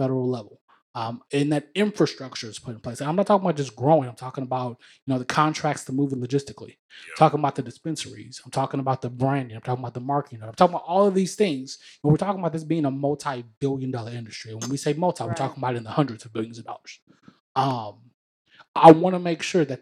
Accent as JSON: {"language": "English", "region": "the South", "country": "United States", "said": "I'm from the South, specifically"}